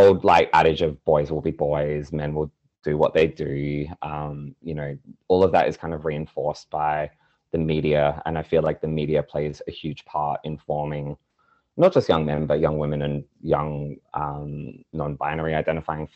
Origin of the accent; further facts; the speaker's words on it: Australia; in Australia, we don't quite have the same access to media representation